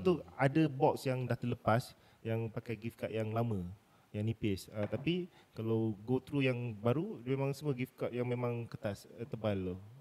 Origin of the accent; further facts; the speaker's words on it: Pahang, Malaysia; saya memang anak jati Pahang. Mm-hmm. So memang mak ayah saya orang Pahang